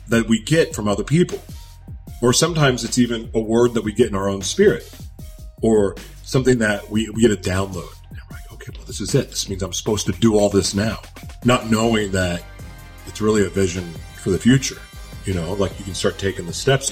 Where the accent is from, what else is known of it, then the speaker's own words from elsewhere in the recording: Oklahoma, United States; also born or lived in Los Angeles, California; now in Minnesota, United States; So I'm from Oklahoma originally, even though I say LA is home for me, because it is. I was born in Oklahoma, and I live in Minnesota now.